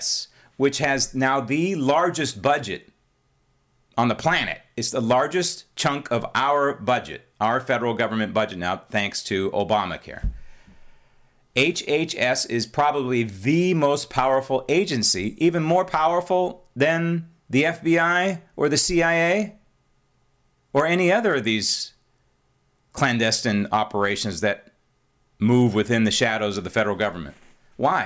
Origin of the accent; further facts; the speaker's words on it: San Francisco, California, United States; I just happened to be born and raised in San Francisco and lived my entire life in the formerly great state of California